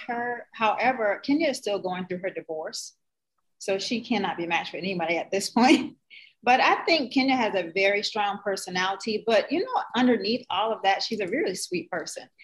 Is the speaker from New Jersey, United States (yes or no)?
yes; New Jersey, United States; I'm from Jersey